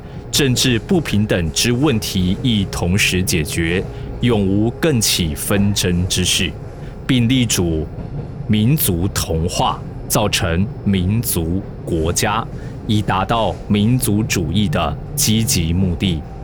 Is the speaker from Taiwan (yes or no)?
yes; Taiwan; 我是一九八三年出生的，民国八十七年我升上高中